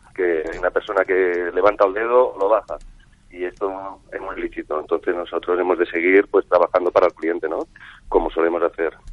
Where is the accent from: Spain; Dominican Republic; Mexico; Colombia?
Spain; Barcelona, Catalonia; now in Seville, Spain; yo soy barcelonés, empiezo a estudiar en la Escuela de Hostelería de Barcelona con 15 añitos